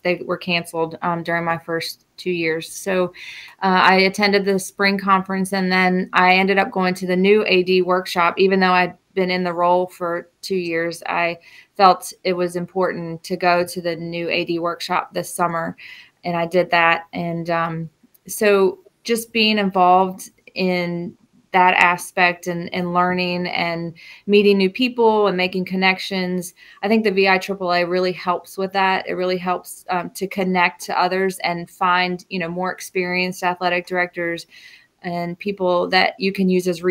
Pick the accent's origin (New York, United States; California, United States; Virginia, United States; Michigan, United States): Virginia, United States; Rappahannock County; I am from Rappahannock County, so I am back in my hometown